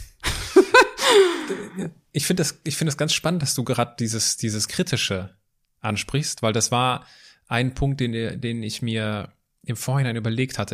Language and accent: German; Altenkirchen, Germany; da wo ich herkomme, in Altenkirchen